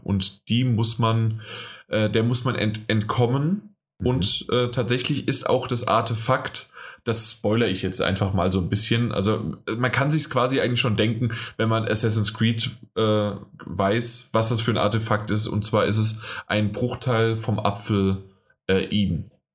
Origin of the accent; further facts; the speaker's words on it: near Frankfurt, Hesse, Germany; ich komme ja aus der Nähe von Frankfurt